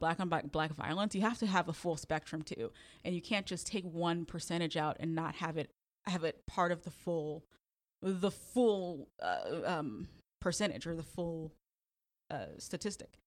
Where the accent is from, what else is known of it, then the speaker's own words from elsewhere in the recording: Chicago, Illinois, United States; moved away as an adult; I was from Chicago